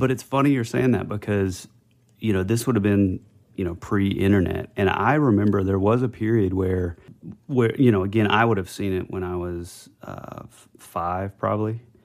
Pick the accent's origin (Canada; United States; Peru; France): United States; North Georgia; when I was a kid, I grew up in North Georgia